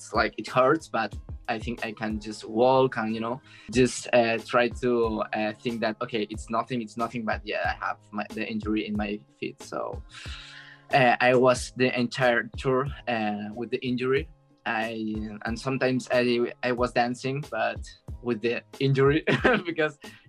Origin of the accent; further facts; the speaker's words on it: Barcelona, Catalonia, Spain; English is a second language; I'm from Spain, Barcelona, and I'm 23